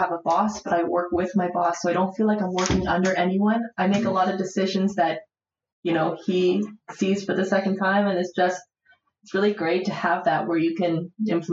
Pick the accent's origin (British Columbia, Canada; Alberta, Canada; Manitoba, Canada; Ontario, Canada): Ontario, Canada; Aurora; also born or lived in Warsaw, Poland; now in Toronto, Canada; I grew up in Aurora